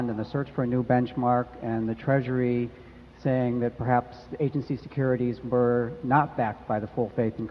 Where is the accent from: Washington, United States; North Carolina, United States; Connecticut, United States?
Connecticut, United States; Simsbury; from Simsbury, Connecticut.